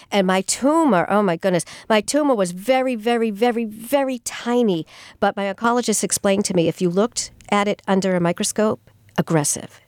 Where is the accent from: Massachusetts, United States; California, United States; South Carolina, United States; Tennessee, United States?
Massachusetts, United States; Sturbridge; also born or lived in Amherst, Massachusetts / Melrose, Massachusetts / West Peabody, Massachusetts; now in Franklin, United States; I grew up in the Sturbridge area